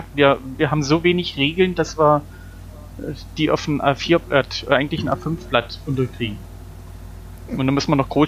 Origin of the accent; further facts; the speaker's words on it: East Germany, Germany; ihr wisst ja, ich komme aus dem Osten, wir hatten ja nichts.